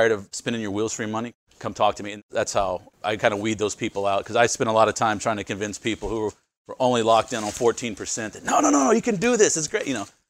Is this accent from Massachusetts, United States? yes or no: no; Houston, Texas, United States; I'm from the Houston area